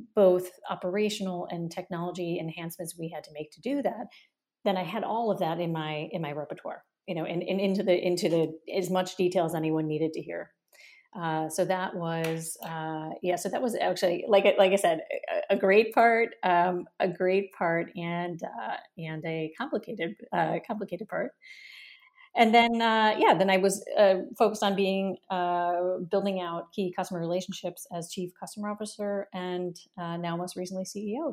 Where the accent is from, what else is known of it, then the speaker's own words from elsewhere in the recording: United States; moved away as an adult; also born or lived in San Francisco / Germany; now in Berlin, Germany; I grew up in America